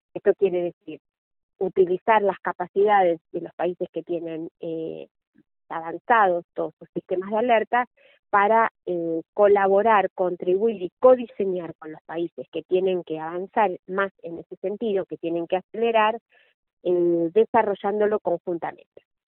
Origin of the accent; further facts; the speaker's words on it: Argentina; como argentina